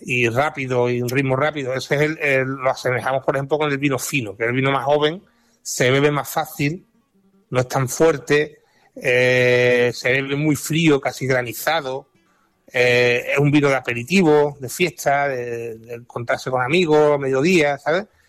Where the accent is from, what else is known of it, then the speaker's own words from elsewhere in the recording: Jerez de la Frontera, Andalusia, Spain; mi tierra, Jerez